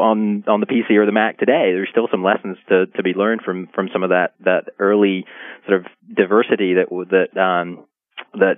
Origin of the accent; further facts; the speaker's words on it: England, United Kingdom; growing up in England and learning to program in the 80s